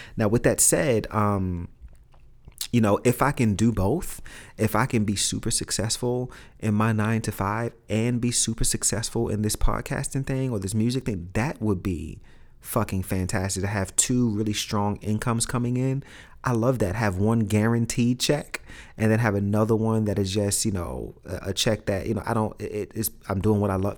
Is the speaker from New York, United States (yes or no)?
yes; New York City, New York, United States; growing up in Brooklyn, growing up in Red Hook in the hood